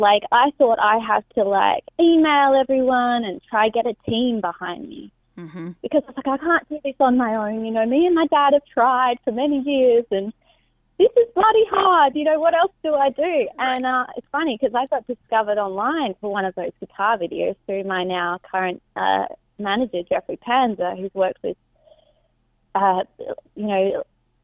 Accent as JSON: {"language": "English", "town": "Perth", "region": "Western Australia", "country": "Australia", "also_born_or_lived": "Palm Springs", "moved": "as an adult", "lives_now": "Los Angeles, United States", "said": "I left my home country in Australia, Perth, one of the smallest capital cities in the world"}